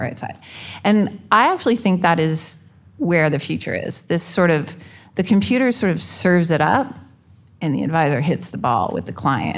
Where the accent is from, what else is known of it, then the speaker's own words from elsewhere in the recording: Canada; I'm Canadian